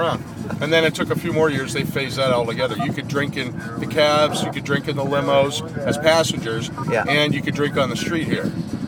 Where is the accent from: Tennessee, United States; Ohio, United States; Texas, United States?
Ohio, United States; moved away as an adult; now in Las Vegas, United States; I grew up in Ohio